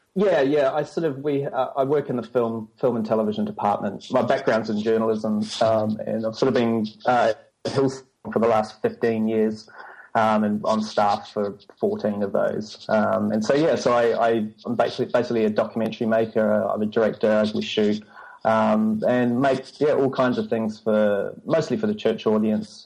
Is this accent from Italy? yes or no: no; New Zealand; moved away as an adult; also born or lived in London; now in Sydney, Australia; I grew up in New Zealand